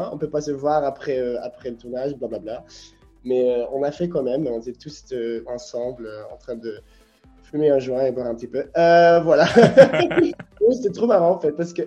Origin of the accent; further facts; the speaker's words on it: Ghent, Flanders, Belgium; French is a second language; now in Brussels, Belgium; je suis originaire de Gand, mais j'ai déménagé à Bruxelles aussi